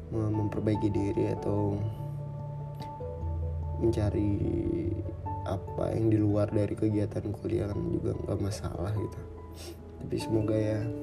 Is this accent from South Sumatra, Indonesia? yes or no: yes; South Sumatra, Indonesia; ada teman-teman yang dari daerahku itu di salah satu daerah di provinsi Sumatera Selatan ya cukup jauh kalau dari ibu kota Palembang